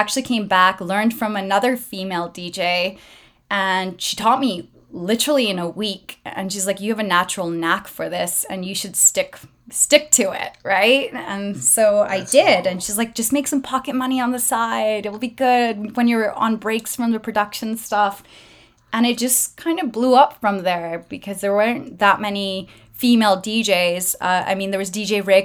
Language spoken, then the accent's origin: English; Prince Rupert, British Columbia, Canada; I was born and raised in Prince Rupert.